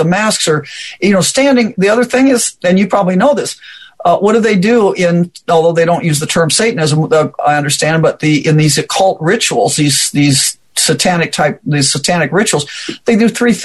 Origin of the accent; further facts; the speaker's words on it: Omaha, Nebraska, United States; I'm from Omaha, Nebraska area.